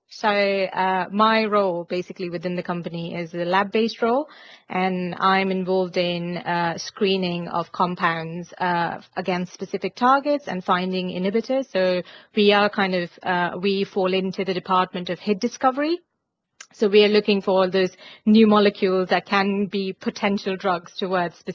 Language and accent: English; India; so I'm originally from India um, and I, I did my undergraduate uh, over there in biotechnology